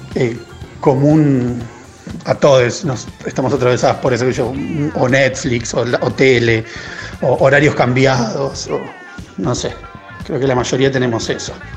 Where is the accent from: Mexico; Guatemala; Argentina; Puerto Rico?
Argentina; Chivilcoy, Buenos Aires Province; soy de Chuilcoy